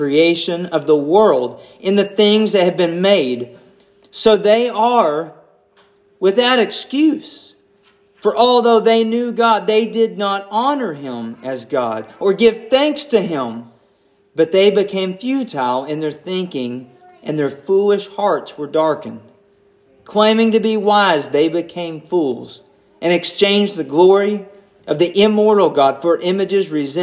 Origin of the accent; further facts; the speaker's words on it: United States; I'm an American